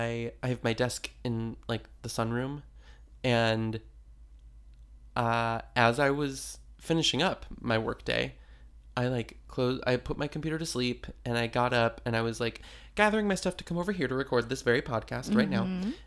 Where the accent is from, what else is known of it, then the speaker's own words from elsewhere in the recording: California, United States; Anyway, we're from California.